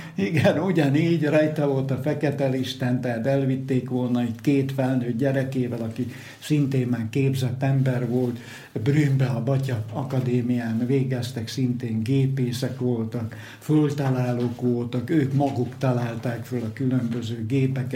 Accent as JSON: {"language": "Hungarian", "town": "Moldava nad Bodvou", "region": "Košice Region", "country": "Slovakia", "tie": "born or raised there", "said": "Itt születtem, itt nőttem föl ebbe a millióbe"}